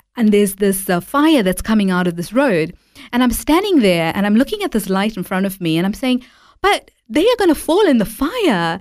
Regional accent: Durban, KwaZulu-Natal, South Africa; I was born and raised in South Africa

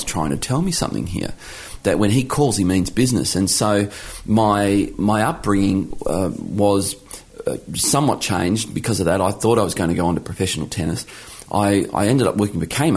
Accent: Geelong, Victoria, Australia; now in Launceston, Australia; I was born in Geelong, Victoria, back when Geelong won its only grand final in the 1960s. So I grew up in Geelong

